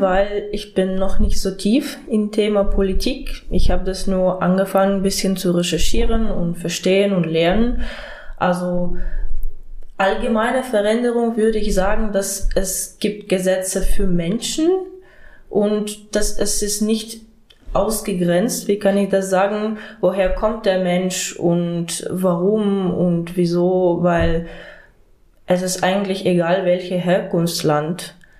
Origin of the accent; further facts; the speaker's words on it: Ukraine; German is a second language; moved away as an adult; also born or lived in Mecklenburg-Vorpommern, Germany; now in Germany; Ich bin aus der Ukraine und hierher geflüchtet